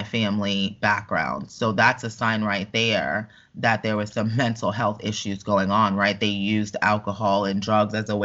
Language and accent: English; New York, United States; moved away as an adult; now in Orlando, United States; I grew up in New York